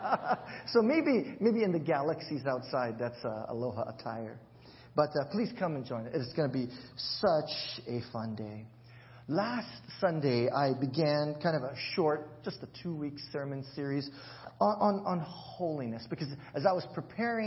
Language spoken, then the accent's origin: English; Hawaii, United States; moved away; I'll throw in a lot of pigeon and how we speak in Hawaii.